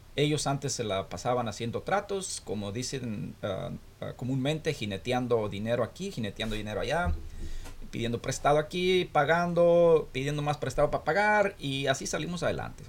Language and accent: Spanish; Florencia, Zacatecas, Mexico; moved away as an adult; also born or lived in Guadalajara / La Loma; now in United States; yo nací eh, ahí en Florencia, desde niño